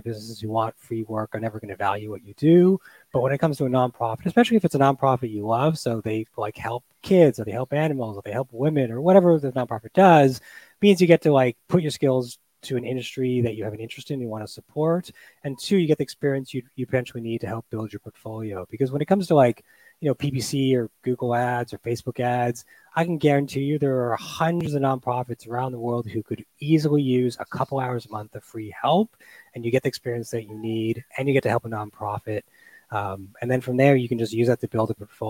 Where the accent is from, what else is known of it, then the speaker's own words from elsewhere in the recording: Toronto, Ontario, Canada; moved away as an adult; also born or lived in United Kingdom / Australia; I'm from Toronto, where I'm based again right now